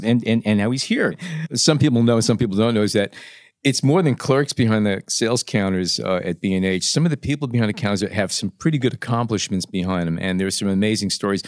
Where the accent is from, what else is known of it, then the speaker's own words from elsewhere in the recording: New York City, New York, United States; when I was growing up in Brooklyn